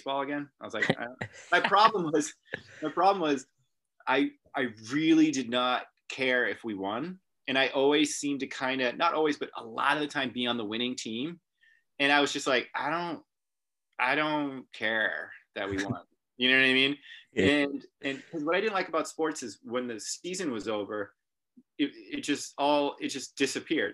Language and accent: English; Hamilton, Massachusetts, United States; also born or lived in Boston; I'm from Hamilton, Massachusetts, which is near Beverly and Salem, Massachusetts